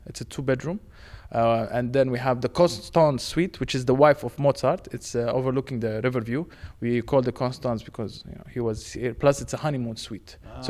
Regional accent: Jordan; also born or lived in Romania; now in Prague, Czechia; I've been here 14 months. I'm originally from Jordan and Romania, so mixed. But they asked me to come to Prague.

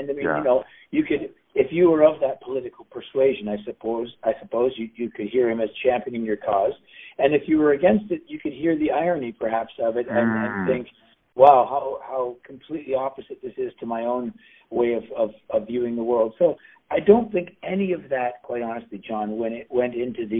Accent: Canada; I'm a Canadian

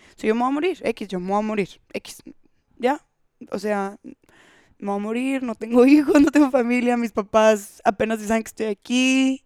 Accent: Monterrey, Nuevo León, Mexico; en México, en Monterrey, de donde yo soy

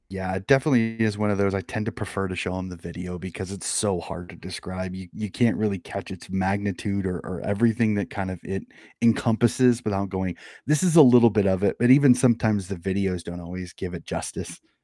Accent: Des Moines, Iowa, United States; born and raised in Des Moines, Iowa

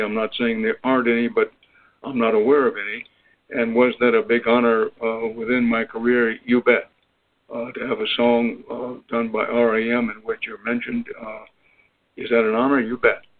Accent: Texas, United States; I grew up in Texas uh, in the 1930s

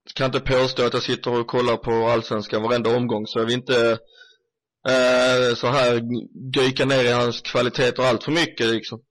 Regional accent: Sweden; oss svenskar som följer Bundesliga

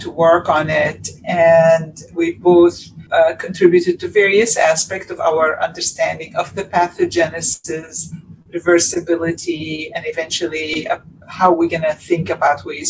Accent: Beirut, Beirut Governorate, Lebanon; moved away as an adult; now in United States; I grew up in Beirut, Lebanon

